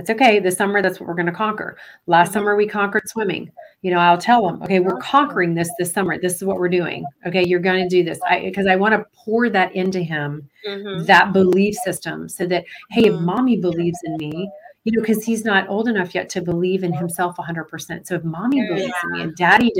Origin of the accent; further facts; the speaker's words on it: Florida, United States; I'm from Florida